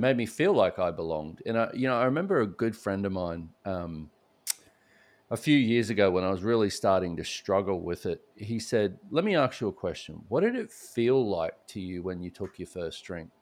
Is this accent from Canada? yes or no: no; Australia; moved away as an adult; now in Houston, United States; I grew up in Australia